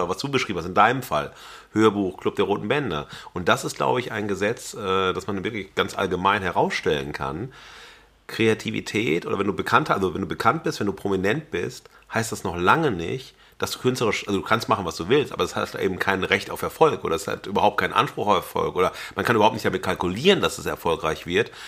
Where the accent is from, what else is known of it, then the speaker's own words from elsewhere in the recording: Xanten, North Rhine-Westphalia, Germany; moved away; also born or lived in Wesel; ich habe ja auch längere Zeit als Jugendlicher auf dem Land gelebt, Xanten